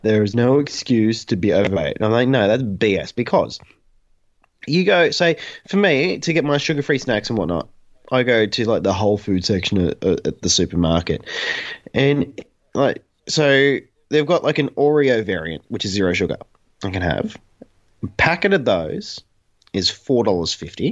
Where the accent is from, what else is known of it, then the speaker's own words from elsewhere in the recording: Newcastle, New South Wales, Australia; I grew up in Newcastle, which is the homeland of Newcastle Knights.